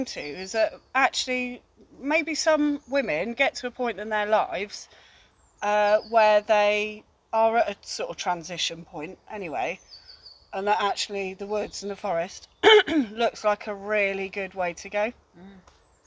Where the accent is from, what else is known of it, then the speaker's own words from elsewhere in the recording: China Clay area, South West England, United Kingdom; I grew up in the China Clay area